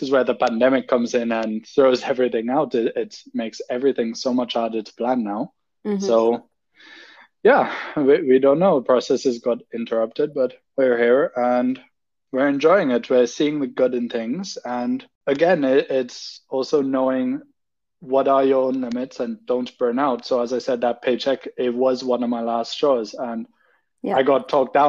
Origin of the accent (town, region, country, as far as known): Trinidad & Tobago; moved away as an adult; also born or lived in United Kingdom; now in Germany